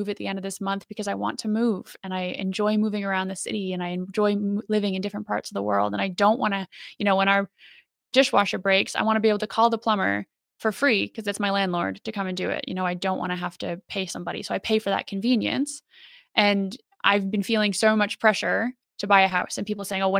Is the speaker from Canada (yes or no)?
yes; Canada; moved away as an adult; now in United Kingdom; we're both Canadian, but I live in the UK now